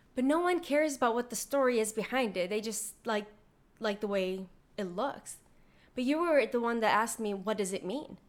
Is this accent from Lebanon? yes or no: yes; Lebanon; I was born in Lebanon